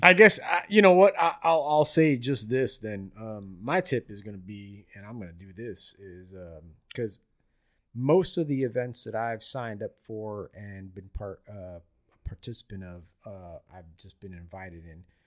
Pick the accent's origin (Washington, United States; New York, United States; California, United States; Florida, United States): Florida, United States; I grew up in Florida my whole life